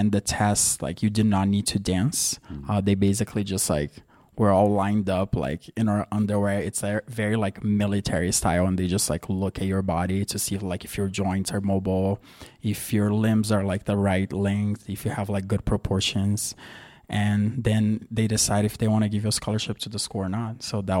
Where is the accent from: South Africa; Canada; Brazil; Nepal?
Brazil; Santa Catarina; And there's this really good ballet school in my hometown called the Bolshoi. The Bolshoi has a school in my hometown.